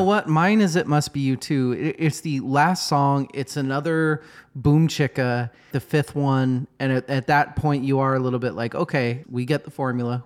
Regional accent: United States; we're American

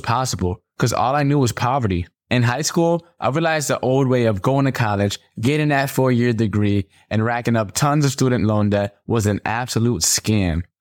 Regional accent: Stamford, Connecticut, United States; I grew up in Stamford, Connecticut, in the projects with nine people in a two bedroom.

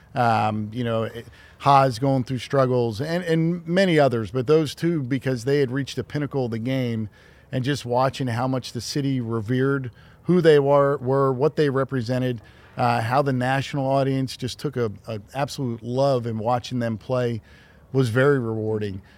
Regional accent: Philadelphia, Pennsylvania, United States; growing up in Philadelphia

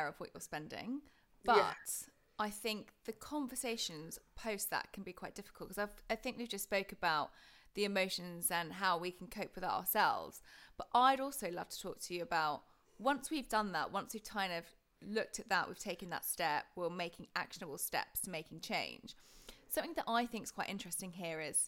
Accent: United Kingdom; being British

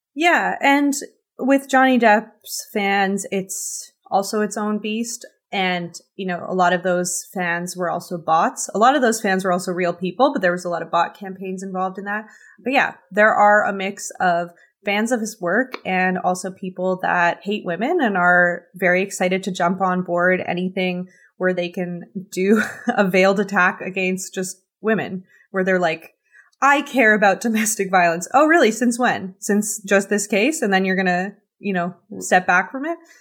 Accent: Canada; as a Canadian

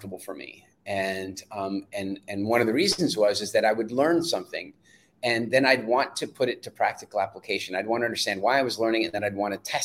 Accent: South Africa; I was born in South Africa.

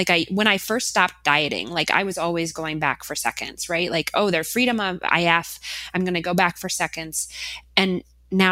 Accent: Minnesota, United States; I am from Minnesota.

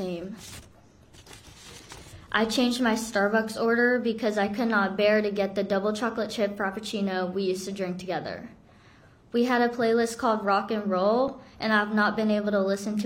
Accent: South Korea; now in Florida, United States; I'm from Korea, we bonded over being over Asian sisters

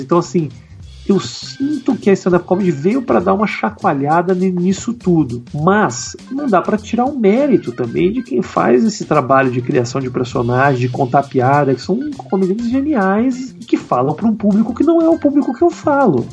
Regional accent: Porto Alegre, Rio Grande do Sul, Brazil; moved away as an adult; eu saí de Porto Alegre por causa da internet. Eu lá produzia, fazia as coisas com o Maurício, com os meus amigos e tudo mais

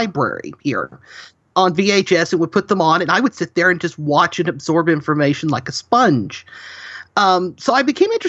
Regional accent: Huntsville, Alabama, United States; I was born and raised in the Huntsville, Alabama area, so we're home to the Marshall Space Flight Center and the U.S. Space and Rocket Center.

